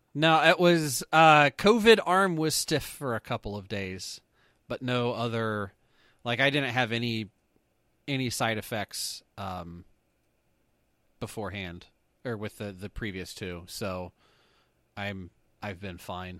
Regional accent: Canada; we're Canadian

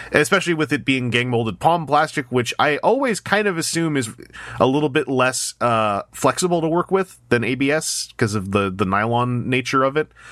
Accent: Canada; as a Canadian

